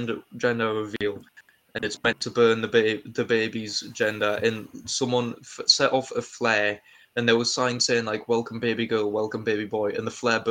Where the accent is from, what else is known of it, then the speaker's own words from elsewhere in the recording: United Kingdom; I'm British